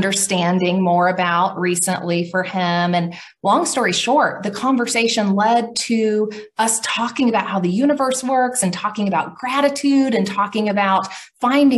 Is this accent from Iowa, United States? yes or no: no; Oklahoma, United States; I'm from Middle America, Oklahoma